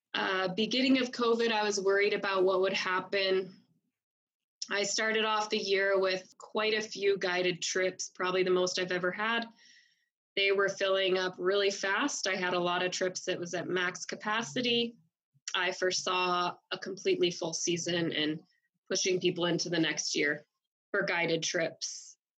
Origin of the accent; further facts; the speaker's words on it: Billings, Montana, United States; also born or lived in Fort Benton, Montana; I am a native Montanan. Um, I grew up in Billings, Montana